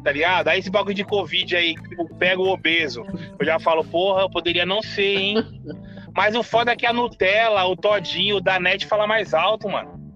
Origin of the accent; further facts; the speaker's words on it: Guaianazes, São Paulo, Brazil; Sou de Guaianazes